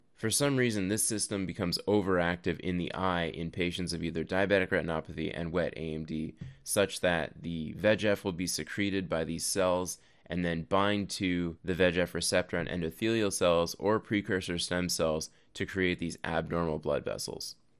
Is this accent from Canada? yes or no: yes; Canada; now in United States; I am actually Canadian, but I do live in the U S